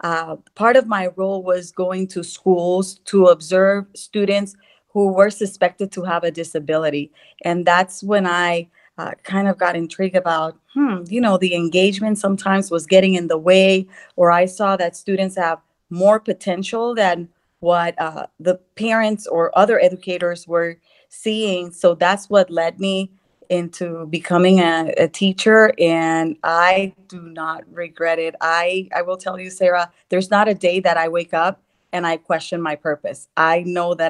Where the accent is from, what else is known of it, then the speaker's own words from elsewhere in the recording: Puerto Rico; English is a second language; also born or lived in Texas; now in Northern Virginia, United States; born and raised in Puerto Rico, living the American dream